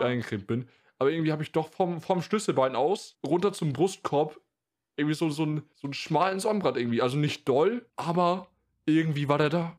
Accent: Northern Germany, Germany; ich komme ja aus Norddeutschland

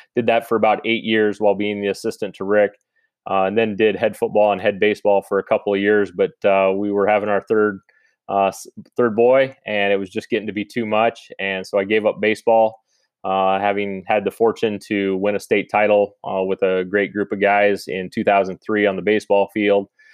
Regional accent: Ogden, Iowa, United States; moved away as an adult; now in Van Meter, United States; I'm originally from Ogden, Iowa, so just north of where I currently am. I went to high school there

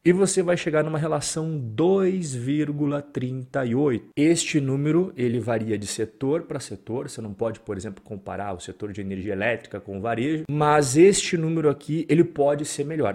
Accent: Brazil; aquelas lojas tradicionais que a gente cresceu vendo a Magalu no Brasil

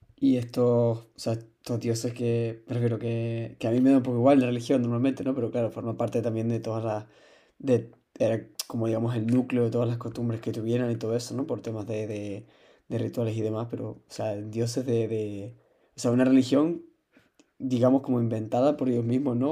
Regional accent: Canary Islands, Spain; como biólogo y como canario

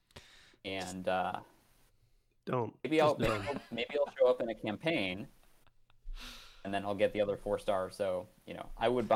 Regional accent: Buffalo, New York, United States; we're both natives of Buffalo.

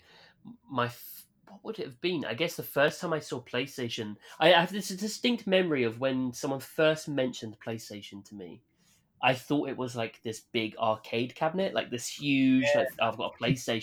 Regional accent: United Kingdom; my hometown in the UK

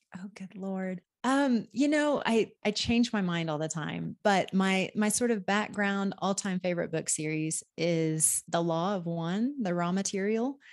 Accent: Oklahoma, United States; now in Pisac, Peru; I, I grew up in Oklahoma.

